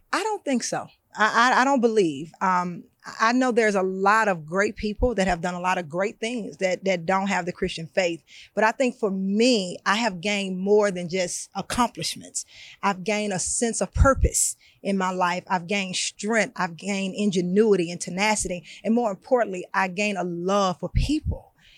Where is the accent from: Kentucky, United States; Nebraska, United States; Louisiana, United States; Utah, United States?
Louisiana, United States; Baton Rouge; my neighborhood that I grew up in in Baton Rouge, Louisiana.